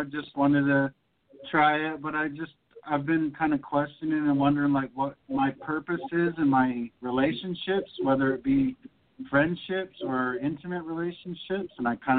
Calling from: Hoquiam, Washington, United States; I'm calling from Hoquiam, Washington.

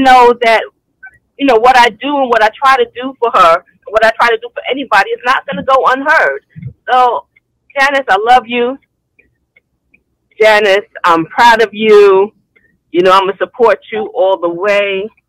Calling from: Hampton, Georgia, United States; I'm calling from Hampton, Georgia.

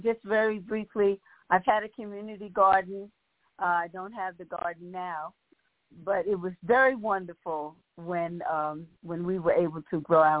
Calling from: Raleigh, North Carolina, United States; I'm calling from Raleigh, North Carolina

